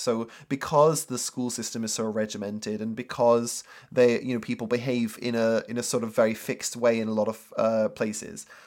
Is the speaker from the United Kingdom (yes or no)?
yes; England, United Kingdom; moved away as an adult; now in Japan; I didn't come all this way, like, nine thousand miles from the U K